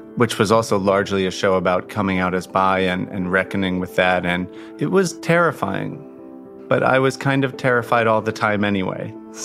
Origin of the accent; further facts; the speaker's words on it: Long Island, New York, United States; I'd grown up on Long Island. I was raised Catholic. I was a quiet kid with very long, shaggy hair who was always reading, always had headphones in, and always drawing.